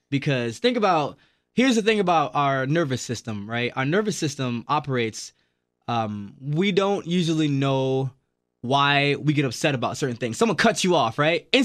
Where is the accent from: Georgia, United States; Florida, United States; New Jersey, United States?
Florida, United States; also born or lived in Jamaica; now in Milwaukee, United States; I was so I was born in Jamaica, grew up in Florida.